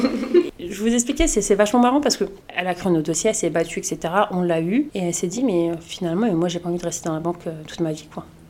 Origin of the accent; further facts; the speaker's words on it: Colombes, Île-de-France, France; Je suis née à Colombes, j'ai grandi à Colombes, donc j'ai un attachement particulier à ma ville